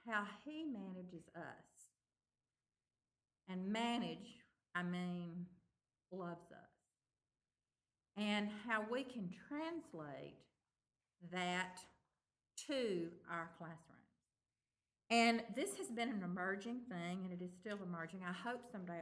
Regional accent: Tupelo, Mississippi, United States; I'm from Tupelo, Mississippi.

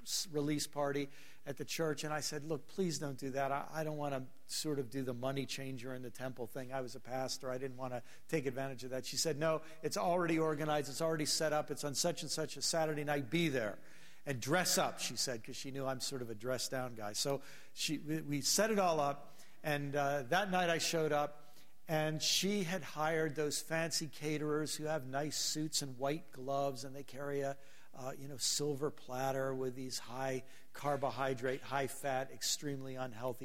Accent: Maryland, United States; I'm from Maryland

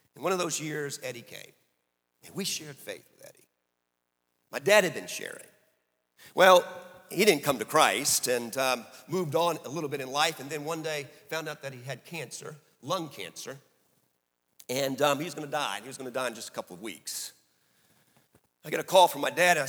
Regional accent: New Orleans, Louisiana, United States; we grew up in New Orleans

